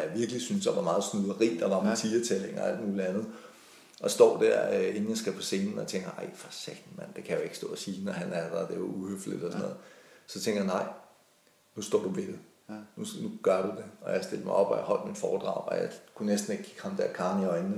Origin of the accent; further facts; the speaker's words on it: Denmark; moved away as an adult; also born or lived in Italy; så er der altså rare hjemme i Danmark. Og så flyttede vi, øh, vi hjem igen.